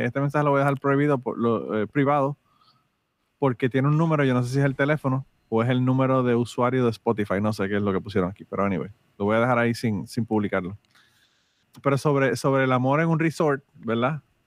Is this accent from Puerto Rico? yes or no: yes; Utuado, Puerto Rico; moved away; yo estaba en Utuado, en mi querido pueblo de Utuado